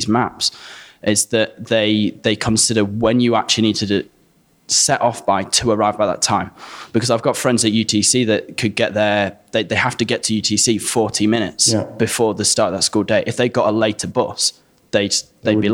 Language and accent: English; Stocksbridge, Yorkshire and the Humber, United Kingdom; my hometown of Stocksbridge